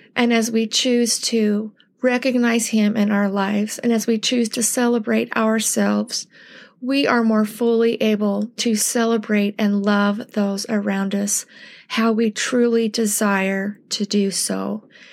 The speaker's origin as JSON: {"language": "English", "country": "United States", "said": "as American Latter-day Saints"}